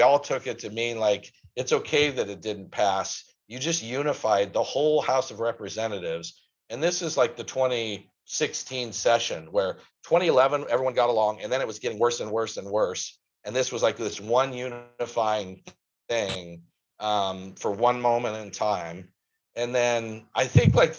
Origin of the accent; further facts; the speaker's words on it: Coos Bay, Oregon, United States; I'm from Coos Bay, born and raised there